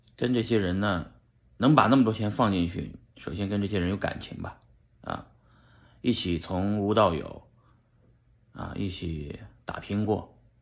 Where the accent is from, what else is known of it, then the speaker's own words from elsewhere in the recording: Shanxi, China; moved away; 在我们老家山西